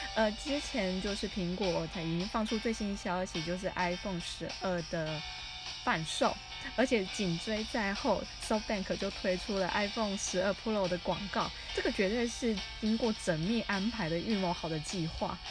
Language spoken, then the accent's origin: Chinese; Taiwan; 我来自于台湾